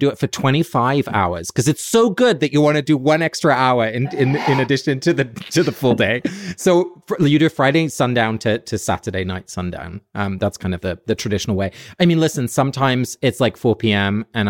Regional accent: England, United Kingdom; Like I grew up in England, so there's always going to be a little Anglican kind of Church of England vibe

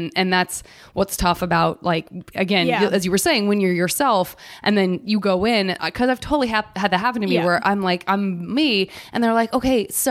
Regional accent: Tucson, Arizona, United States; I'm from Arizona

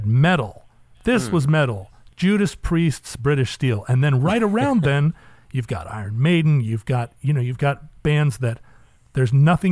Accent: Alaska, United States; I grew up in Alaska

